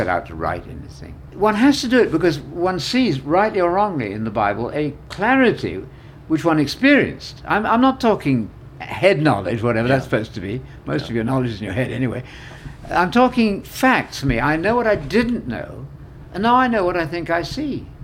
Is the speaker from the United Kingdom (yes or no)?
yes; United Kingdom; moved away; also born or lived in Illinois; being a Brit